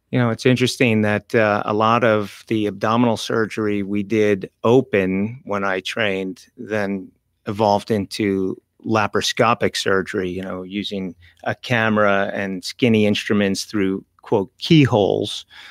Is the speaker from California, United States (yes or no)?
no; New Jersey, United States; moved away as an adult; also born or lived in Manhattan, New York; now in Stuart, United States; grew up in New Yo, in Jersey and schooled in Jersey, trained in Jersey